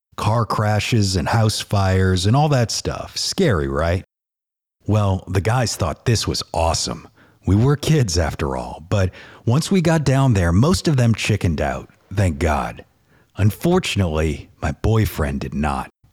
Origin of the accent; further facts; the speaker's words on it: New Orleans, Louisiana, United States; growing up in New Orleans